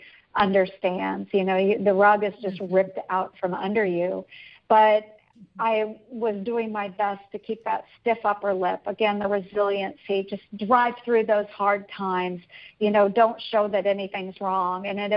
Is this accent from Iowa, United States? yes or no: yes; Iowa, United States; my hometown as very similar to Mayberry, you know, where just people are always trying to do good and it's friendly, Iowa nice